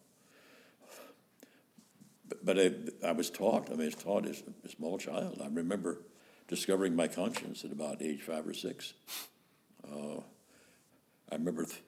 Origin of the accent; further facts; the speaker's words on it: Louisville, Kentucky, United States; I came in from South Louisville